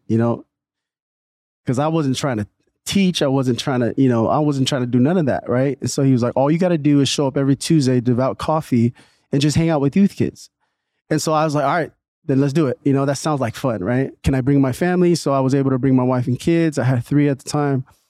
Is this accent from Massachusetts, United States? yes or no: no; Newark, California, United States; also born or lived in Redwood City, California; I was born in Redwood City, and then my parents moved to Newark in, I think it was eighty-nine